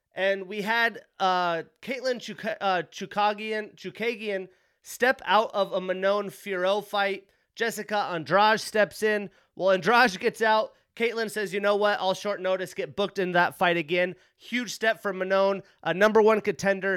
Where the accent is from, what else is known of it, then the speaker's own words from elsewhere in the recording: Pinedale, Wyoming, United States; moved away; My first time in my hometown, Pinedale, Wyoming, since, I wanna say two thousand ten, two thousand eleven